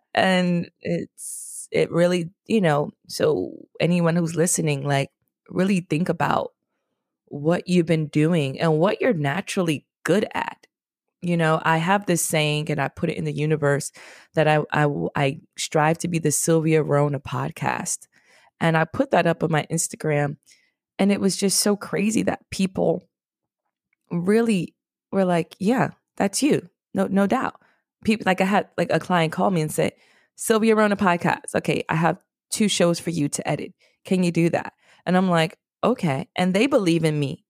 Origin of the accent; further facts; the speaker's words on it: New York City, New York, United States; also born or lived in Washington, D.C.; I'm from the Bronx, New York, a very special, special place